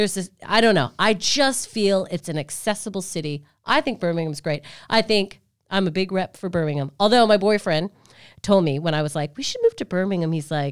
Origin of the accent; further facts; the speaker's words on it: Canada; now in United Kingdom; I'm from Canada, where I have come from a baby country